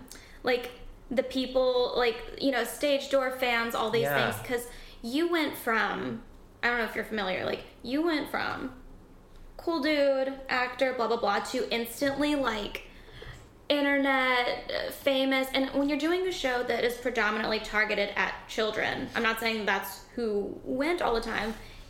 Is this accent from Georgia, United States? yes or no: yes; Tennessee, North Georgia near Chattanooga, United States; moved away; he hears my accent. And he goes, where are you from? And I was like, oh, like North Georgia near Chattanooga, Tennessee.